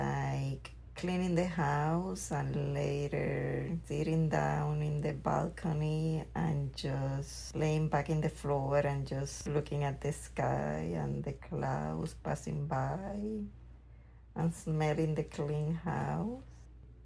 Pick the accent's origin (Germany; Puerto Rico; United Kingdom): Puerto Rico; Orocovis; moved away; I grew up in Orocovis, Puerto Rico. Orocovis is a small town. The town in itself is just a small town with a couple of stores and pharmacies